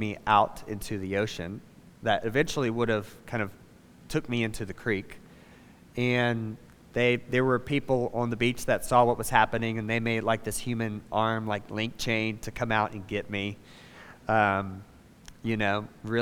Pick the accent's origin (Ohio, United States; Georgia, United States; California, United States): Georgia, United States; Savannah; moved away as an adult; I'm from Savannah. It's where I was born, spent the first 18 years of my life before I went to college